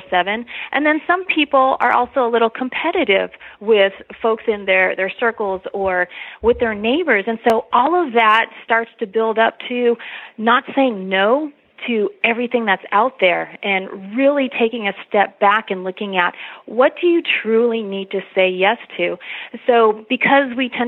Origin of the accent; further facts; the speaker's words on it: Los Angeles, California, United States; moved away as an adult; also born or lived in Texas; now in San Antonio, United States; I was born and raised in Los Angeles